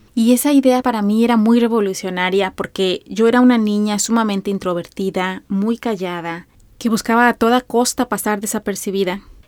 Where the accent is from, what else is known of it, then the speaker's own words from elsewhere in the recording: Mexico; soy una mexicana de 42 años